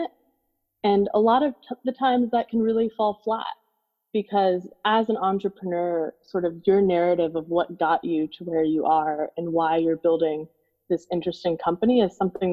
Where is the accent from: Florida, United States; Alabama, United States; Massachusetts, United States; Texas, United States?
Florida, United States; Naples; I grew up in Naples, Florida, which back at the time was a pretty small town